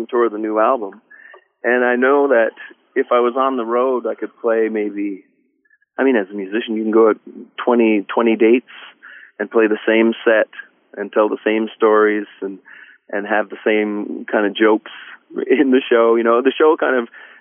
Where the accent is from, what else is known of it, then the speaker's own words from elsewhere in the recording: Colebrook, Newfoundland and Labrador, Canada; my hometown, Colebrook, on the west coast of Newfoundland